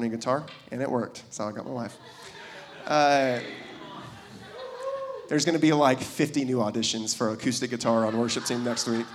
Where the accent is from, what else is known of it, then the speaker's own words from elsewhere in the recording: Kirkland, Washington, United States; I grew up in Seattle, and a little, if anybody knows Kirkland